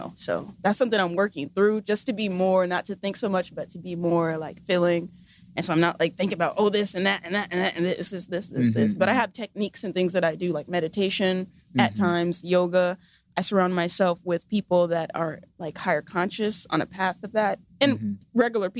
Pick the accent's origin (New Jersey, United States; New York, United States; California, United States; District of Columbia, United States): California, United States; Pasadena; Yes. Nice. Yeah, from Pasadena.